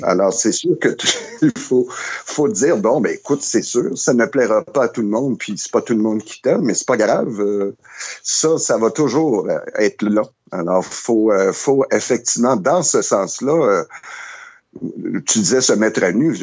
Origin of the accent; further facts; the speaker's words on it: Montreal, Quebec, Canada; je suis un Montréalais de naissance et de, de, de, de, vie, mais depuis que j'habite ici